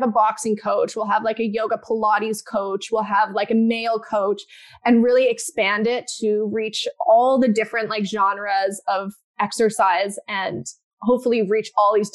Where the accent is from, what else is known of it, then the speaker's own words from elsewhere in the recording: Calgary, Alberta, Canada; moved away as an adult; also born or lived in Vancouver; now in Toronto, Canada; I grew up in Calgary